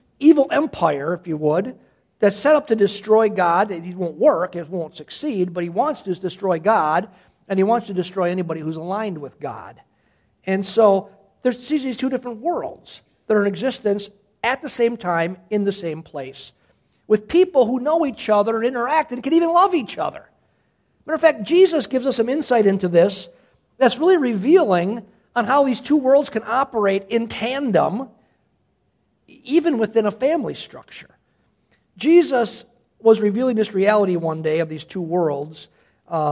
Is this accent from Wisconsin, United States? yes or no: yes; Cedarburg, Wisconsin, United States; born and raised in Cedarburg